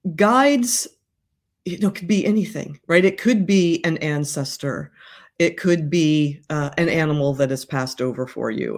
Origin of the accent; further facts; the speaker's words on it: Midwest, United States; I'm from the Midwest